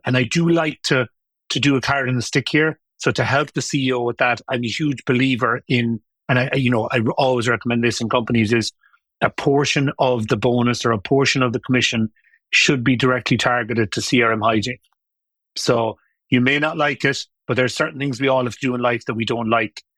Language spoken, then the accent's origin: English; Limerick, Munster, Ireland; moved away as an adult; also born or lived in London; I lived at home. I was from Limerick, 1986.